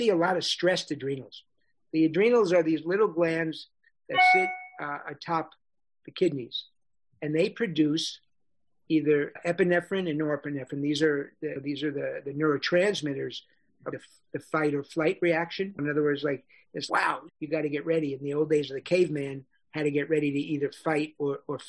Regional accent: New York City, New York, United States; But I grew up in New York City

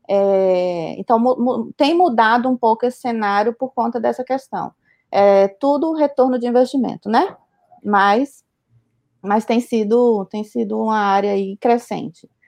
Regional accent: Bahia, Brazil; moved away as an adult; now in São Carlos, Brazil; Baiana é, da Gema.

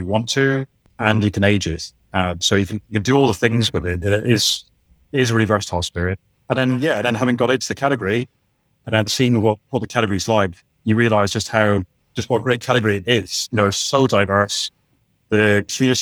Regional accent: Scotland, United Kingdom; being Scottish

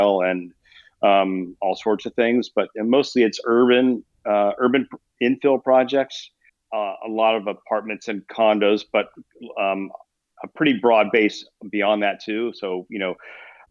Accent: Columbus, Ohio, United States; also born or lived in Upper Arlington / Italy / Chicago; I grew up here in Columbus

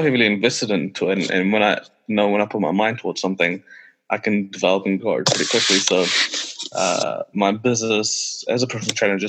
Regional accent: Pakistan; now in Wellington, New Zealand; when I was born in Pakistan, and throughout growing up

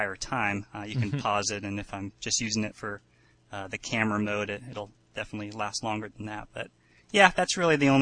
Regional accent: Garden Valley, California, United States; now in San Diego, United States; I grew up in the Sierra foothills in a place called Garden Valley, population of like 500 or something at the time.

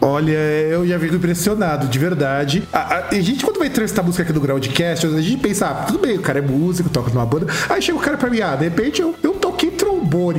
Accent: Rio Grande do Sul, Brazil; now in Santo André, Brazil; lá no Rio Grande do Sul, lá na minha terrinha, porque afinal de contas eu também vim de lá

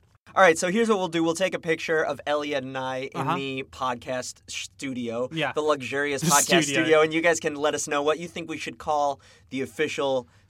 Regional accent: United States; And there's certainly no G when I say it. I'm from the Northwest Burbs.

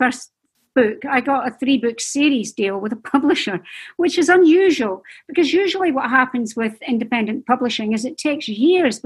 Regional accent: Dundee, Scotland, United Kingdom; I'm Scottish and we're not famed for our patience, I have to say, up in Scotland, especially in Dundee

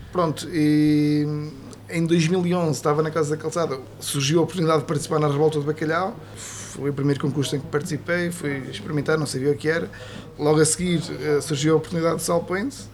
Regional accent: Vila Pouca de Aguiar, Norte, Portugal; moved away as an adult; now in Aveiro, Portugal; eu sou transmontano, sou, sou muito, gosto muito da minha região, pronto, e, e, e, vim para aqui, também já vai um bocadinho de mim defender muito a região. Eh, pronto, apesar de estar aqui há seis anos, meus filhos nasceram aqui a ver, ou seja, já me considero de haver também.

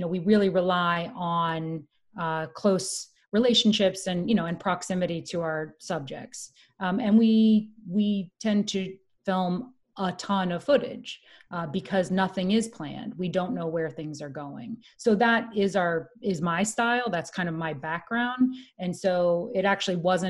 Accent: Florida, United States; now in New York City, United States; I'm from Florida.

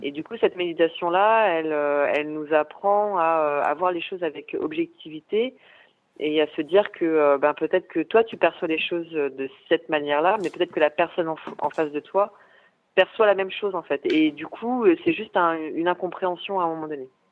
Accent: Paris, Île-de-France, France; moved away as an adult; now in Lyon, France; j'ai grandi à Paris

